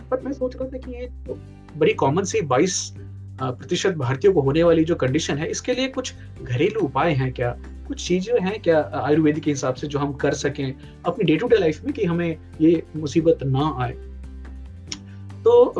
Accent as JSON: {"language": "Hindi", "region": "Bihar", "country": "India", "said": "काकरी यहाँ बोलते हैं हमारे यहाँ बिहार में खीरा बोलते"}